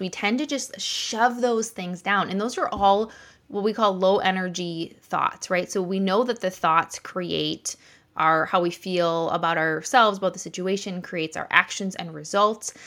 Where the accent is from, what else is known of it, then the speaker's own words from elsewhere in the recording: Wisconsin, United States; I'm from Wisconsin here